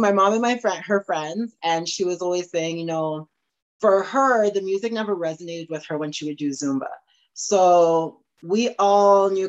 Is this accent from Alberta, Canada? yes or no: yes; Morinville, Alberta, Canada; also born or lived in Trinidad; now in Edmonton, Canada; growing up in Morinville, is where I'm originally from